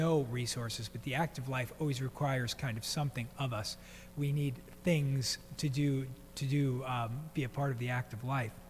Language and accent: English; East Coast, United States; moved away; growing up on the East Coast, I think by the time I was 10 years old, I had been to 10 funerals